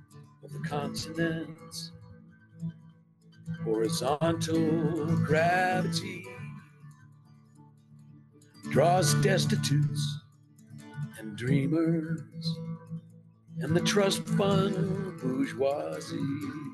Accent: Southern California, United States; growing up in Southern Cal.

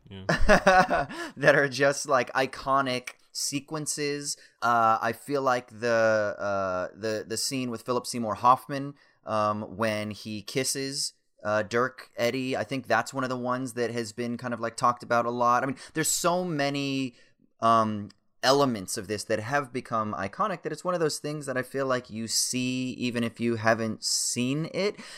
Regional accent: Orange County, California, United States; I'm from Orange County

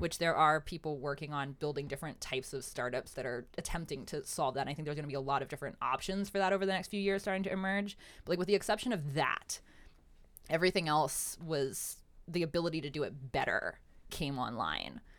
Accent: Pennsylvania, United States; I grew up in Pennsylvania

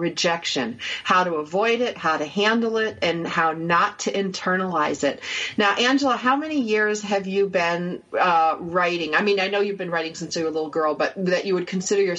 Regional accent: Canandaigua, New York, United States; my hometown area, a little place called Canandaigua, New York

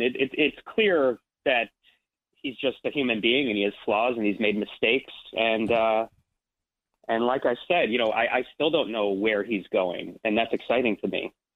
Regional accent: Ridgewood, New Jersey, United States; I'm from New Jersey, so I grew up like uh, I'm, I'm from Ridgewood, New Jersey, which is like 40 minutes outside the city

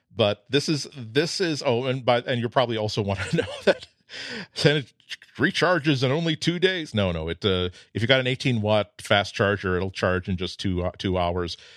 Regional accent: United States; I'm American.

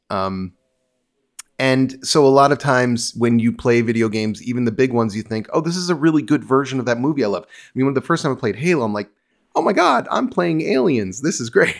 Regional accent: New York, United States; born or raised there; moved away as an adult; also born or lived in New Jersey, United States; now in Los Angeles, United States

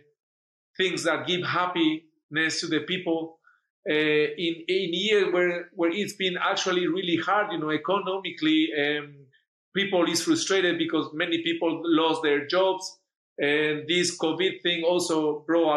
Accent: Paraguay; English is a second language; moved away; I'm from Paraguay

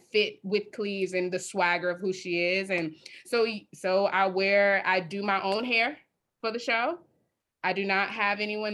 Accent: Chicago, Illinois, United States; I'm from Chicago, South Side. So I am from Chicago, born and raised

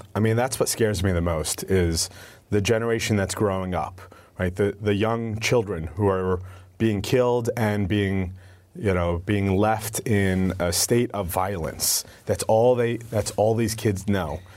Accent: United States; also born or lived in Syria; I'm the only one in my family born here in the United States

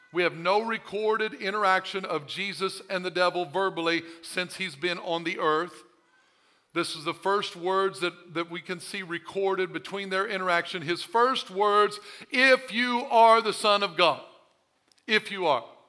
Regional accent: Missouri, United States; I'm from Missouri. Show me state

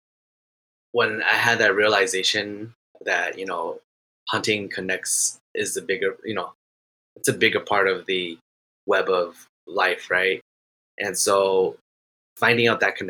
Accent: Minnesota, United States; I am from Minnesota.

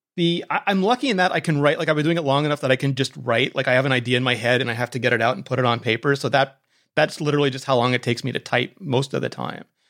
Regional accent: Canada; I'm Canadian

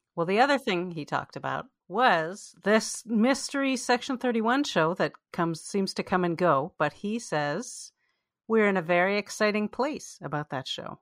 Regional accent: Canada; we're both Canadian Jews

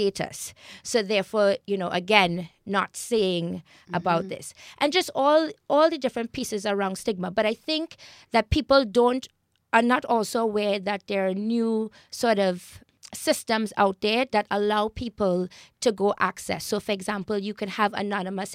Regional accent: Trinidad & Tobago; now in Toronto, Canada; I grew up in Trinidad, which is a highly multicultural you know, society.

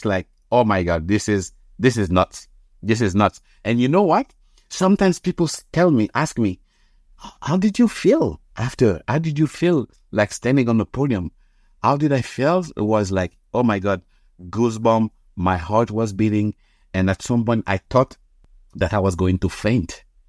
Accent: Canada; It's like we as Canadian, we as a nation.

